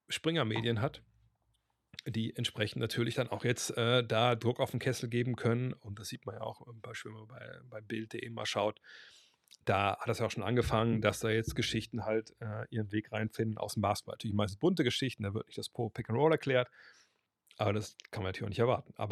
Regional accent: Berlin, Germany; wenn ich alle Berlin-Fan wäre, bin, aus Berlin, habe ich nicht die Wahl.

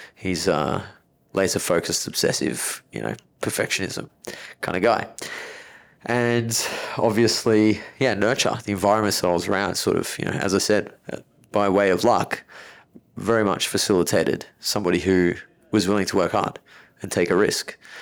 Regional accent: Melbourne, Victoria, Australia; I was born in Melbourne, very affluent area in Melbourne

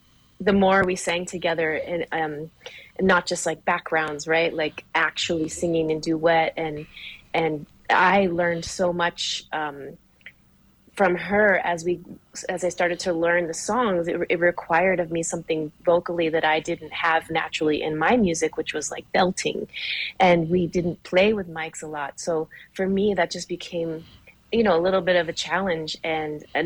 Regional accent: Portland, United States; now in Albuquerque, United States; I'm in New Mexico now, and I think of how much. Being here in Albuquerque, because I grew up in Portland

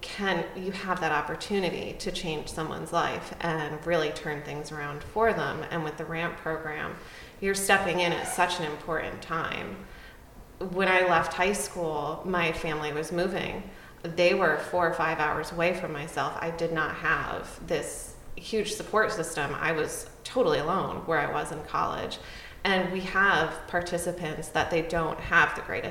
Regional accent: Connecticut, United States; I grew up in Connecticut

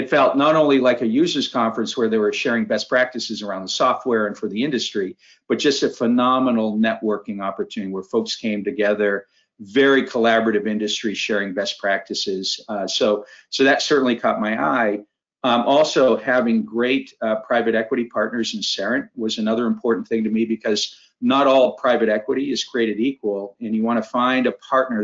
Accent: Maine, United States; moved away as an adult; So my background, I grew up in Maine. In fact, I'm in Maine right now for a quick visit back home to spend some time with my mother

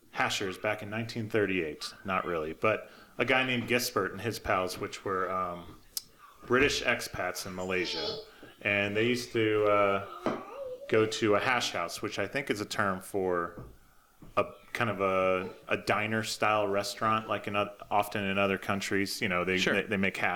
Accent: Labadie, Missouri, United States; I grew up in Missouri, just outside St. Louis, in a little town called Labadie, Missouri.

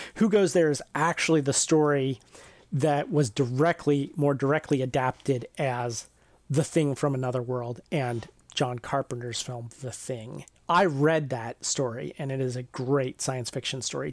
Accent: near the Ohio River, Ohio River Valley, United States; I grew up near the Ohio River

